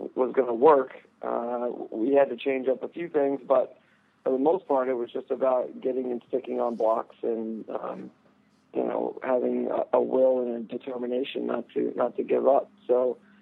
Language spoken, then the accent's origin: English; Texas, United States; now in Vermont, United States; growing up in Texas